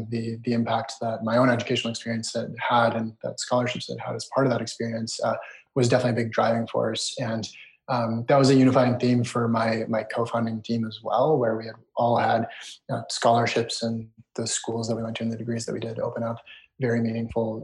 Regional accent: United States; also born or lived in Israel / Canada; moved to the US at a very young age and grew up in the US

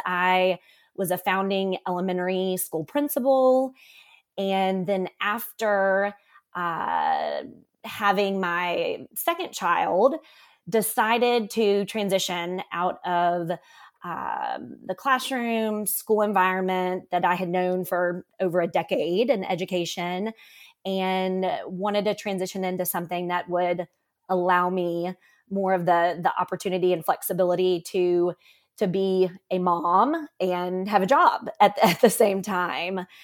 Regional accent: Memphis, Tennessee, United States; I currently live in, in my hometown where I grew up, which is Memphis, Tennessee

